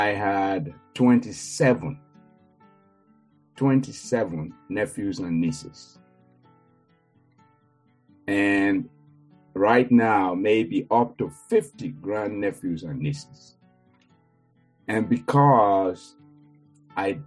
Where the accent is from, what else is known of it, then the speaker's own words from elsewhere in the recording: Nigeria; moved away; growing up in Nigeria